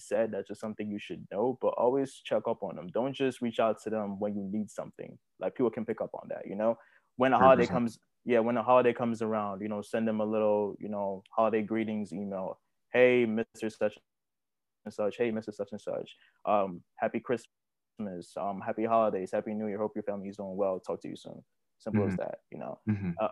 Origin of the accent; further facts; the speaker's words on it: Nigeria; moved away; I was born and raised in Nigeria